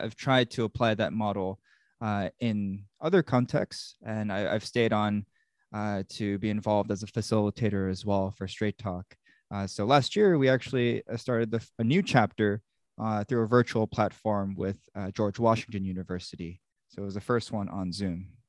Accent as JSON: {"language": "English", "country": "South Korea", "tie": "born or raised there", "moved": "yes", "lives_now": "United States", "said": "I was born in South Korea"}